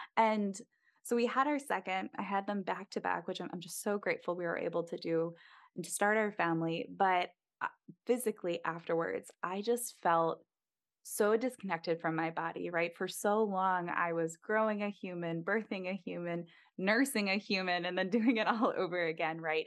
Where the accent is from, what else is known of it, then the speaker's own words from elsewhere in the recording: East Coast, United States; moved away as an adult; also born or lived in Midwest; we're both from the East Coast originally